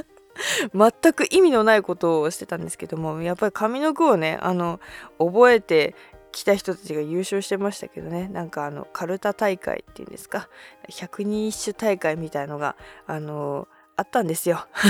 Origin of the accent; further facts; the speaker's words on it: Hokkaido, Japan; 私あの北海道出身なんですけども